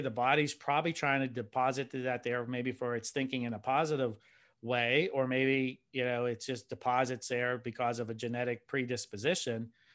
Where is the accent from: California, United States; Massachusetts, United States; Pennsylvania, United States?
Pennsylvania, United States; I'm a guy from Pennsylvania, so I'm not by salt water.